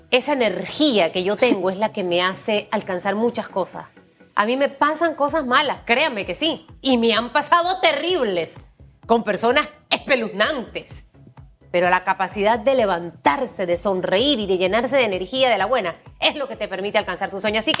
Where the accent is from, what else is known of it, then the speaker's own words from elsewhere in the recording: Chiriquí, Panama; de mi Chiriquí.